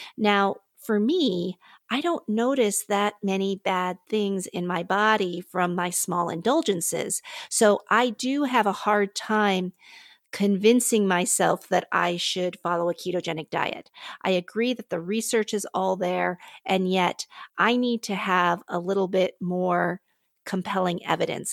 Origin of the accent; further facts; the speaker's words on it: Pittsburgh, Pennsylvania, United States; now in Palatine, United States; I'm originally from Pittsburgh